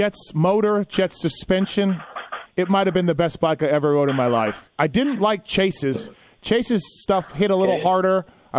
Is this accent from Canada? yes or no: yes; Canada; I'm Canadian